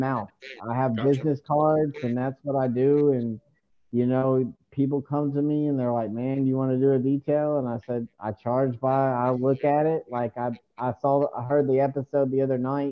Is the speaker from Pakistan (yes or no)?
no; Memphis, Tennessee, United States; I'm from Memphis, Tennessee